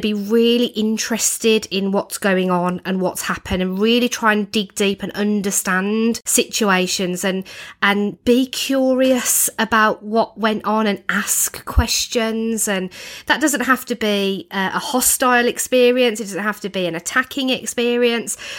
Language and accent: English; United Kingdom; as Brits, you know, as British people